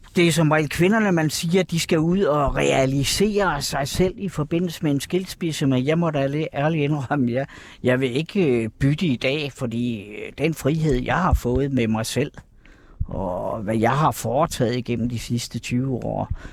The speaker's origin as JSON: {"language": "Danish", "town": "Kerteminde", "region": "Southern Denmark", "country": "Denmark", "also_born_or_lived": "Copenhagen", "moved": "as an adult", "said": "Katteminde, hvor jeg kommer fra oprindeligt"}